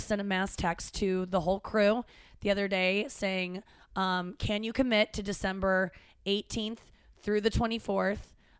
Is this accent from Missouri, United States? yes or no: yes; St. Louis, Missouri, United States; moved away; also born or lived in Cincinnati, Ohio; I only lived there till I was six. St. Louis is where I've been longer. Yes. St. Louis is my hometown.